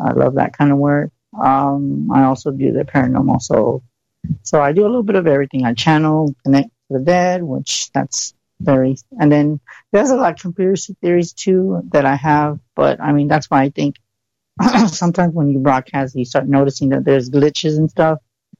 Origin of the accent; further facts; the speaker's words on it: San Antonio, Texas, United States; I'm from San Antonio, Texas.